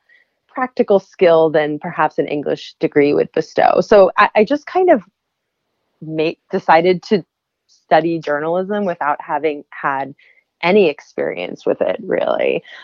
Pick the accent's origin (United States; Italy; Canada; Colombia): United States; Maryland; I'm from Maryland. I went to University of Maryland.